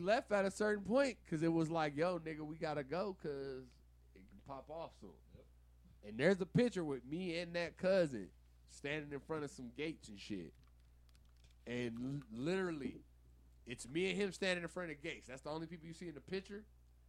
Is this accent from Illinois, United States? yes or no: no; Michigan, United States; I'm from Michigan